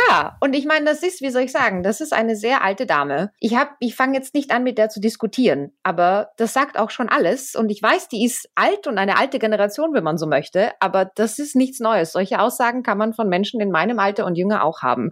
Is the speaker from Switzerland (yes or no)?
no; Austria; moved away; ich komme selbst ja aus Österreich